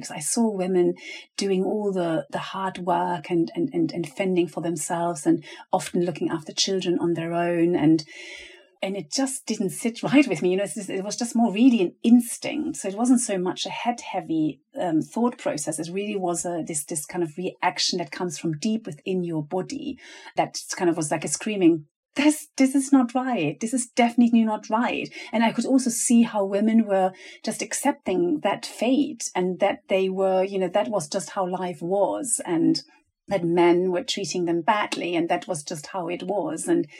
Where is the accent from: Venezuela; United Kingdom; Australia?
Venezuela; also born or lived in Germany; And I remember that moment of moving with my family from Germany to Venezuela. My parents are teachers